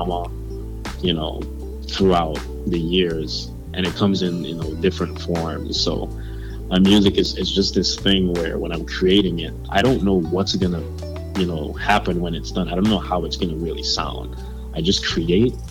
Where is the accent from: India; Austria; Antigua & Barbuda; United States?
Antigua & Barbuda; where I'm from a very small island called Antigua